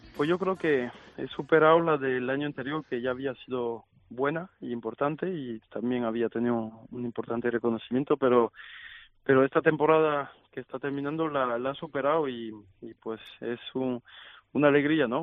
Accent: France; en mi país, en Francia

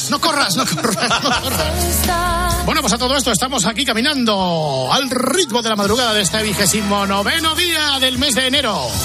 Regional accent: Zaragoza, Aragon, Spain; la fiesta de mi pueblo, San Valero, Rosconero y Ventonero, patrón de Zaragoza.

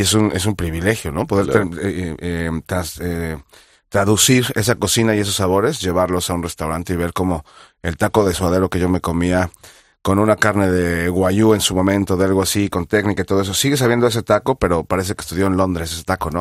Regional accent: Mexico City, Mexico; moved away as an adult; now in Madrid, Spain; Ciudad de México, que es de donde yo soy

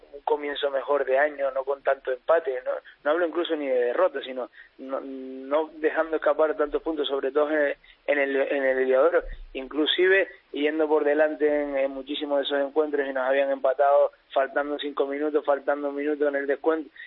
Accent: Tenerife, Canary Islands, Spain; la gente que somos de Tenerife

